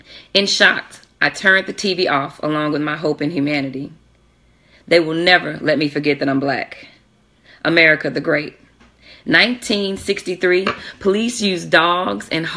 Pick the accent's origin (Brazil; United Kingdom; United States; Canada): United States; Jackson, Mississippi; I'm from Jackson, Mississippi